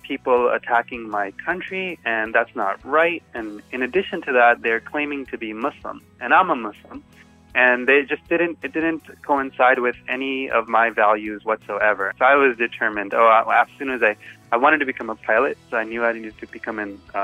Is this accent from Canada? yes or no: no; Los Angeles, California, United States; I grew up actually in Koreatown. So that's where I grew up